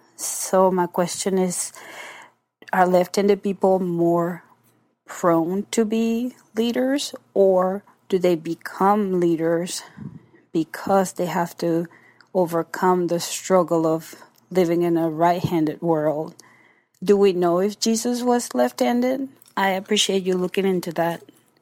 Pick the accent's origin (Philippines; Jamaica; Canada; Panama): Panama; I am from the Republic of Panama.